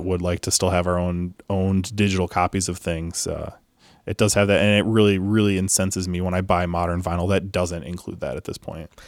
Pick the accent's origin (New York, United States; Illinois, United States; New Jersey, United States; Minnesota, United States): Illinois, United States; Chicago; growing up in Chicago